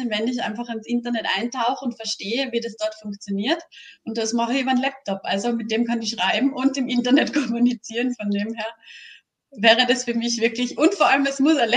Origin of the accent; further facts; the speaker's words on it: Styria, Austria; now in Tyrol, Austria; die bin ja aus der Steiermark, wohne in Tirol, ähm, dort eben auch sehr oft einmal in die Steiermark gefahren bin